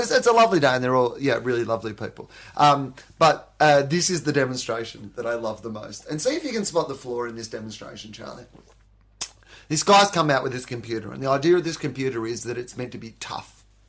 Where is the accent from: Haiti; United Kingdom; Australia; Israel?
Australia; I love Australians, but there is a fucking, there's one part of being Australian that really shits me